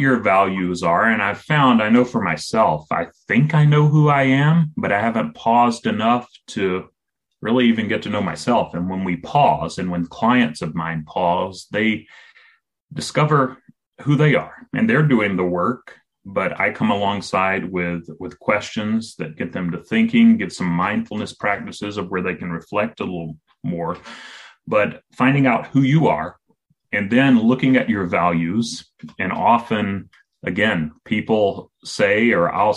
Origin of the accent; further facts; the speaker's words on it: South Carolina, United States; moved away as an adult; also born or lived in San Francisco, California; I grew up in South Carolina here in the United States, kind of Appalachia, what some people would call hillbilly territory.